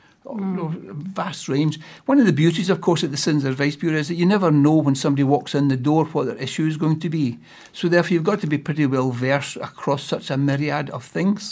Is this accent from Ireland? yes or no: no; United Kingdom; now in Wellington, New Zealand; you can probably tell from my language, my accent, that I'm from the UK